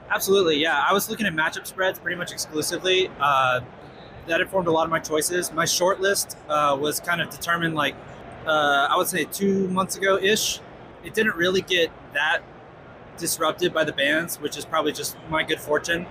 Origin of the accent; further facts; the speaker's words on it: Colorado, United States; I am from the Colorado area